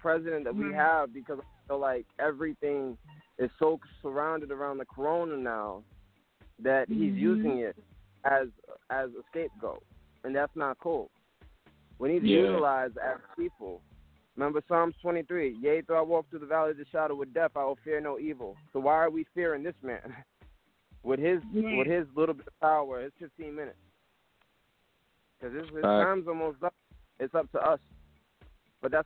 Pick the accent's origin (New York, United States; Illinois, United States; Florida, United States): Florida, United States; Gainesville; I'm from Gainesville, Florida